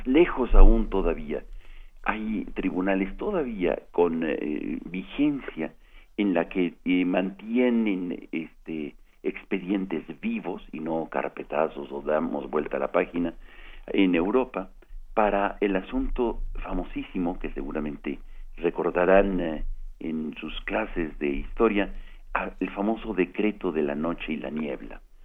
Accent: Mexico; nosotros como mexicanas y mexicanos

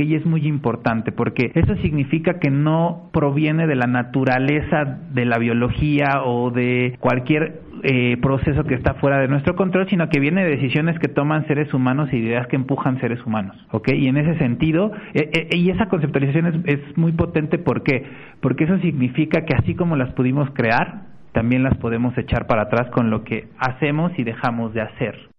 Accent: Mexico

